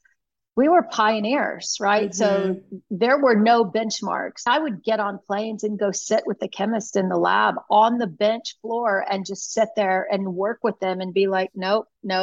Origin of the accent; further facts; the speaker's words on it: Texas, United States; moved away; also born or lived in California; being back in my home state